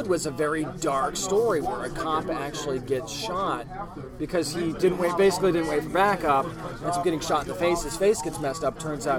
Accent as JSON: {"language": "English", "region": "New Hampshire", "country": "United States", "tie": "born or raised there", "moved": "yes", "lives_now": "Virginia Beach, United States", "said": "as a young kid growing up in New Hampshire, you want to talk about small town living, that's it."}